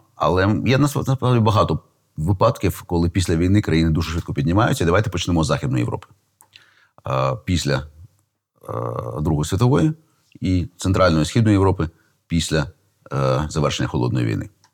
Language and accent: Ukrainian; Kyiv, Ukraine; я, до речі, виріс в тому Києві